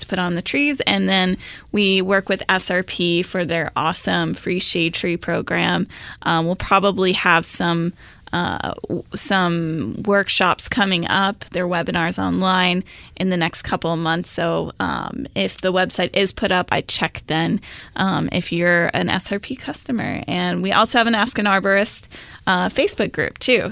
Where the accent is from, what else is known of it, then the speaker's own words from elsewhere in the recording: Phoenix, Arizona, United States; I grew up in Phoenix